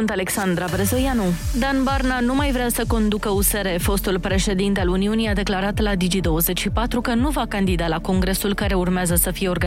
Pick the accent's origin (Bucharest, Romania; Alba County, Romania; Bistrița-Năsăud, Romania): Bucharest, Romania; din Berceni